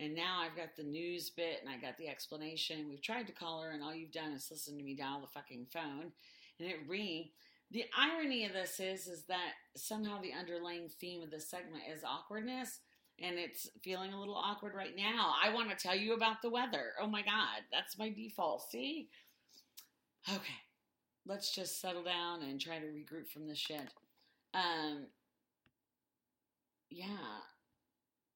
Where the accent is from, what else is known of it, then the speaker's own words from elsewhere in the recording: Indiana, United States; we're from Indiana